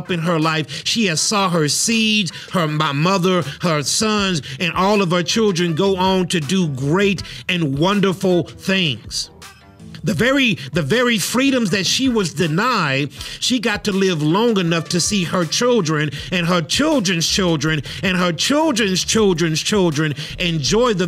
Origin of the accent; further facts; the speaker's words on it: United States; our history as African American people here in this particular country